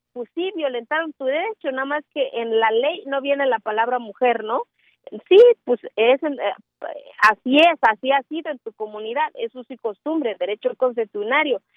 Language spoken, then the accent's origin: Spanish; Mexico; soy mexicana